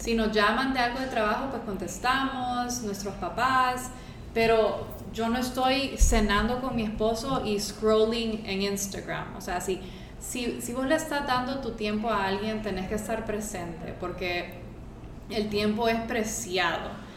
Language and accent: Spanish; Honduras; soy hondureña